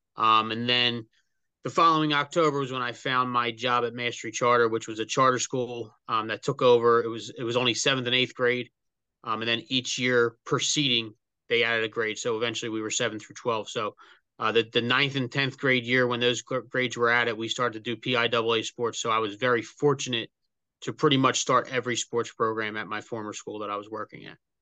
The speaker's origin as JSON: {"language": "English", "town": "Bristol", "region": "Pennsylvania", "country": "United States", "tie": "born or raised there", "said": "I was actually born and raised in Bristol Borough"}